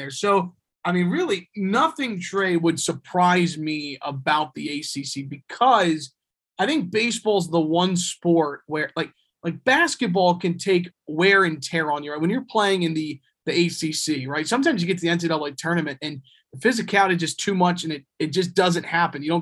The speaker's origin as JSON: {"language": "English", "town": "Richmond", "region": "Virginia", "country": "United States", "tie": "born or raised there", "said": "growing up in Richmond"}